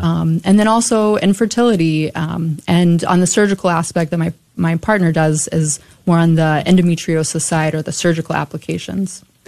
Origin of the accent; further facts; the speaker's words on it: Burleson, Texas, United States; also born or lived in Dallas / San Antonio / Buffalo / Omaha; I grew up in Burleson, and that's where I did all my uh, schooling